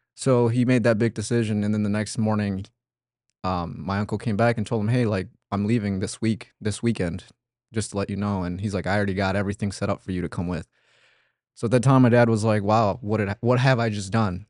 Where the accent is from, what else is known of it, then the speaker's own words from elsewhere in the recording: Oaxaca, Mexico; now in United States; I was born in Oaxaca, Mexico. Um, it's south